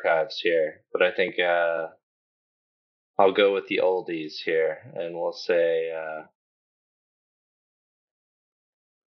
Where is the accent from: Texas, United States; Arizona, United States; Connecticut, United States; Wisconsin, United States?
Texas, United States; Garland; we grew up in Garland, just outside of Dallas. So kind of Dallas born and raised, spent most of our time in Texas